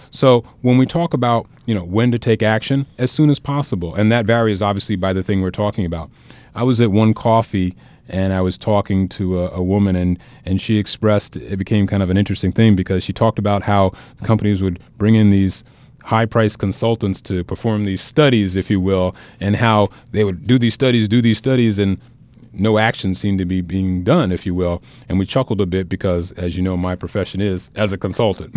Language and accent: English; New Jersey, United States; I grew up in New Jersey. I'm a New Jersey native